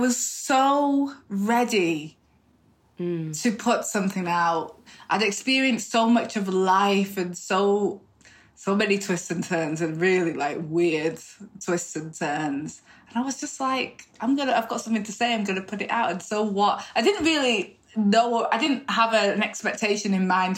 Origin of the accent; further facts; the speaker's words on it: the north of England, United Kingdom; now in London, United Kingdom; I'm not from London, as you can hear, I'm from the north.